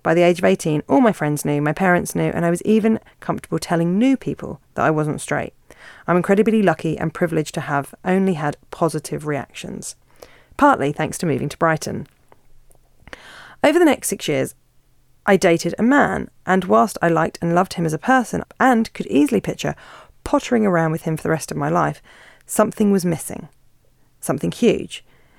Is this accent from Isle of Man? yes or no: yes; Isle of Man; I'm 50 now and I grew up on the Isle of Man when it was still illegal to be gay and when gay men were aggressively prosecuted by the police.